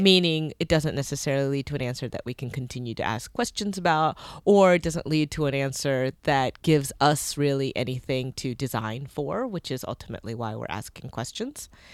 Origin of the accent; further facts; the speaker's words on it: North Carolina, United States; North Carolina. Whoop, whoop. That's my home state.